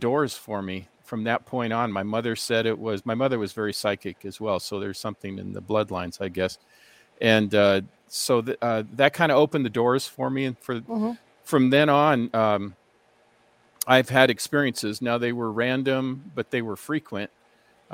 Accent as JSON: {"language": "English", "town": "Seattle", "region": "Washington", "country": "United States", "tie": "born or raised there", "also_born_or_lived": "Ohio", "moved": "yes", "lives_now": "Glendora, United States", "said": "I was born in Seattle, Washington, and my parents are from Norway. They came over in 1948 after World War II. So I grew up with two languages, two cultures, in a very vibrant Scandinavian part of Seattle"}